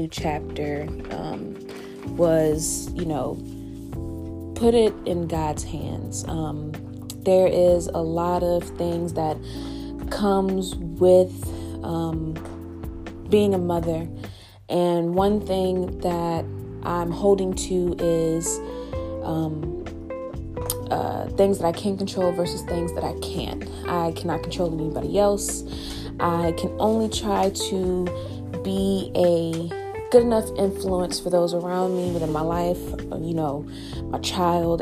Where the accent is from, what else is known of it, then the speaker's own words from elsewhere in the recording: Richmond, Virginia, United States; moved away as an adult; also born or lived in Augusta, Georgia; my home state, Richmond, Virginia